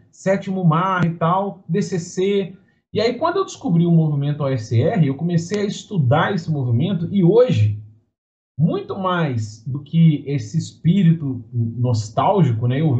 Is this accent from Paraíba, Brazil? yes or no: no; Minas Gerais, Brazil; Sou mineiro.